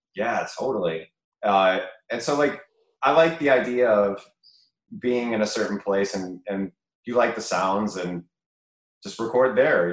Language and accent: English; Chicago, Illinois, United States; I went to UIC and I grew up in Bridgeport